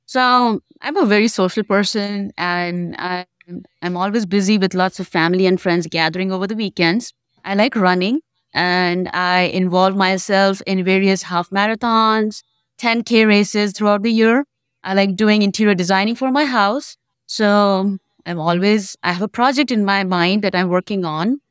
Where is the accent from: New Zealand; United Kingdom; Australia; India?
India; moved away as an adult; now in Memphis, United States; I'm basically from India